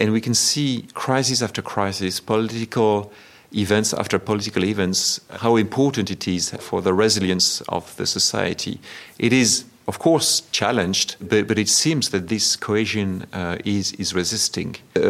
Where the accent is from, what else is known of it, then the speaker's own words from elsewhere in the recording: Paris, Île-de-France, France; moved away as an adult; now in Sweden; I was born in Paris, although my family has nowadays roots in Brittany. And originally it's a family from Normandy, so there is a high probability that my ancestors actually came from Scandinavia.